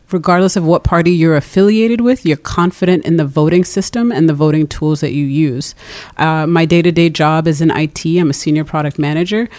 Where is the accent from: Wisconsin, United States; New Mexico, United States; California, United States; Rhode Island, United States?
Rhode Island, United States; Providence; also born or lived in Brooklyn, New York; I was born in Brooklyn, uh, grew up in Rhode Island